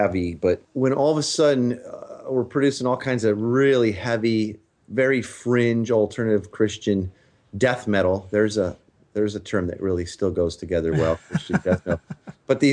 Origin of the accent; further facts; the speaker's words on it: Chicago, Illinois, United States; moved away as an adult; now in Tacoma, United States; I grew up in the Chicago area. I lived there till about a decade ago.